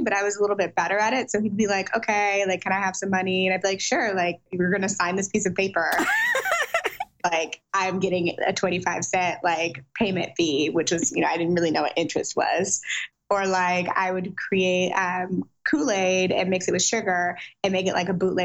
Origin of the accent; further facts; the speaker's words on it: St. Louis, Missouri, United States; also born or lived in Silicon Valley, California; now in Los Angeles, United States; I'm from St. Louis, Missouri, Midwest for life. Although I do currently live in Los Angeles